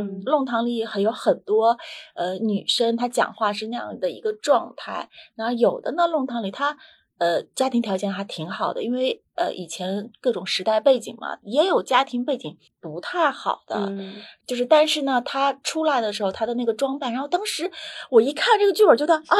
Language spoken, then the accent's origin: Chinese; South China, China; also born or lived in Beijing; 可能是因为我是南方人的关系，就是那个声音的语调都是往上走的，不是像那个北方人的声音语调是往下的。